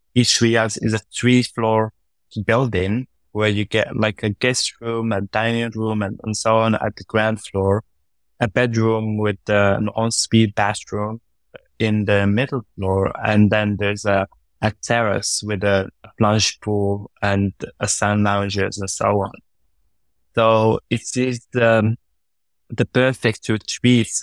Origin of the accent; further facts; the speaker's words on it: Morocco; I was born up north in Morocco in a small town called Salkbir. That's where I, I actually, yeah, so I was a small town guy. Uh, and, uh, I spent the first eighteen years of my life there